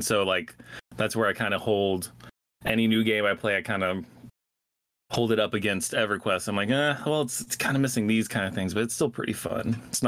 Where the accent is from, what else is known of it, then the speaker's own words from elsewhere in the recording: Georgia, United States; moved away as an adult; also born or lived in New York; moved back to my hometown of, well, my home state of Georgia.